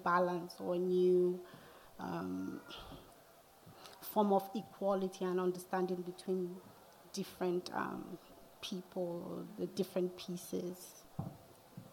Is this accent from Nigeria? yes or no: yes; Nigeria; moved away as an adult; also born or lived in Atlanta, United States; now in United States; growing up in Nigeria, especially in my hometown